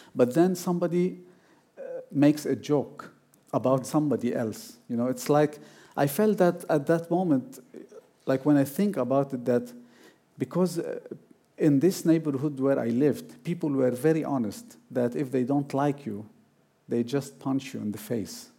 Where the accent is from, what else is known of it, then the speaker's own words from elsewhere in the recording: Beirut, Beirut Governorate, Lebanon; moved away as an adult; now in Iceland; after I moved from Beirut to Iceland in 2011